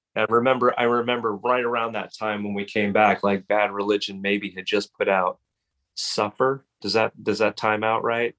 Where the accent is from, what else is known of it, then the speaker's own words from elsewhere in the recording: Los Angeles, California, United States; also born or lived in Hermosa Beach / Santa Monica / Brentwood; My formative years were in the Pacific Palisades